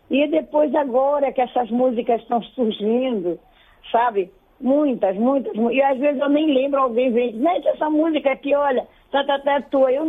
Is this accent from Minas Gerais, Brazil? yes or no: no; Belém, Pará, Brazil; also born or lived in Cachoeira do Arari, Marajó / Igarapé-Miri; Moro em Belém. E eu tá... me criei aqui em Belém, só casei para o município e fui morar no município de Garapé-Mirim, nesse lugar tão que eu falo tanto.